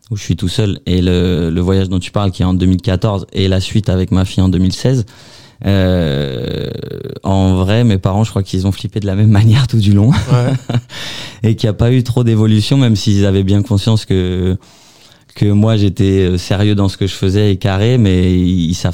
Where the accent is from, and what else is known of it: Houilles, Île-de-France, France; now in Sartrouville, France